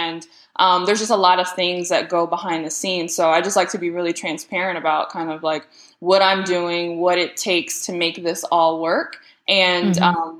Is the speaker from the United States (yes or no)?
yes; Detroit, Michigan, United States; growing up in the Metro Detroit area